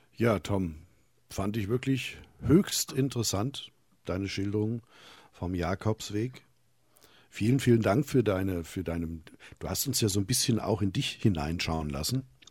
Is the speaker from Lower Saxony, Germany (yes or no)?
no; Hesse, Germany; bei uns in Hessen